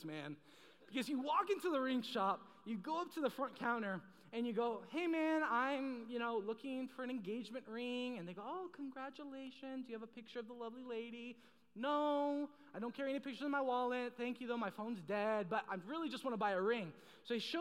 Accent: Maryland, United States; I am from the great state of Maryland

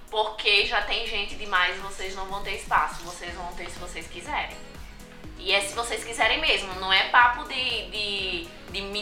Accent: Northeast Region, Brazil; eu vim do Nordeste de família pobre

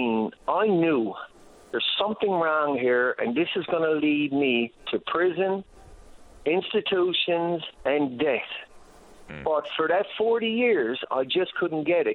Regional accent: St. John's, Newfoundland and Labrador, Canada; also born or lived in Ontario; now in Newfoundland, Canada; I grew up on Shea Heights and went away to Ontario

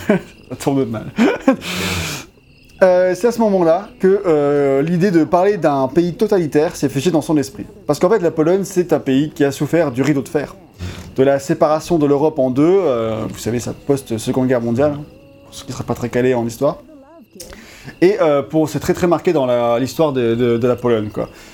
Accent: France; on est français

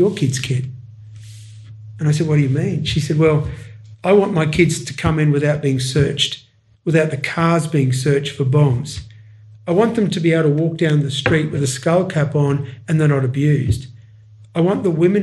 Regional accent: Ipswich, Queensland, Australia; I was born in God's own country called Ipswich

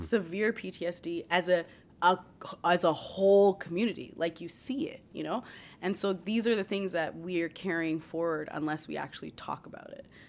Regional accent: Mississauga, Ontario, Canada; growing up in Mississauga

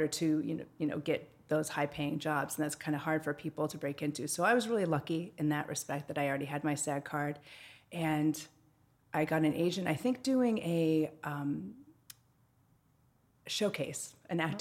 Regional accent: Wisconsin, United States; moved away as an adult; also born or lived in Chicago, United States; now in Los Angeles, United States; I'm originally from Wisconsin, a small town in southern Wisconsin.

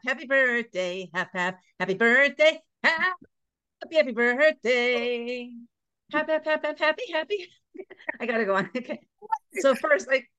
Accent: San Diego, California, United States; also born or lived in Boise, Idaho; I grew up in San Diego, California

